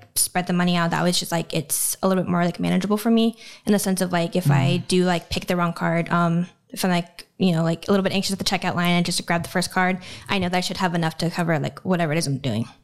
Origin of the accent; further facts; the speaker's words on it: Montana, United States; moved away; I'm from Montana